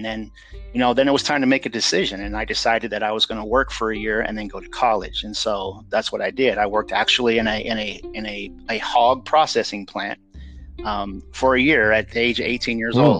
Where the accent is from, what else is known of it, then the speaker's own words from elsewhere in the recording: Nebraska City, Nebraska, United States; born there; So, I was born in the Midwest. I was born just in a little town, Nebraska City, which is just south of Omaha, Nebraska. I was born there.